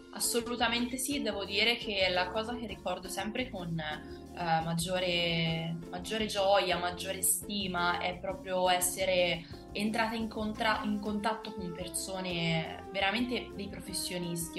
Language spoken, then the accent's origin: Italian; Piombino, Tuscany, Italy; moved away as an adult; now in Rome, Italy; io sono precisamente di Piombino, provincia di Livorno